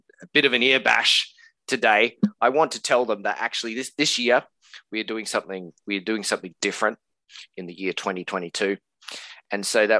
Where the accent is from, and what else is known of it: Australia